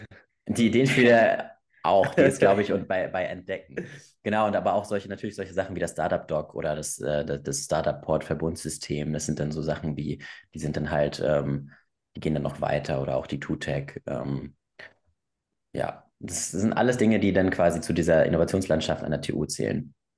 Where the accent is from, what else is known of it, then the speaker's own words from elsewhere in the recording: Hamburg, Germany; also ich komme aus Bergedorf, ich komme ursprünglich aus Hamburg.